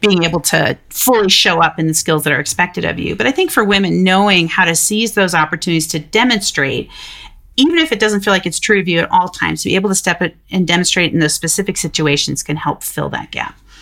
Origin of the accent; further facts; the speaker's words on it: Denver, Colorado, United States; my hometown of Denver, Colorado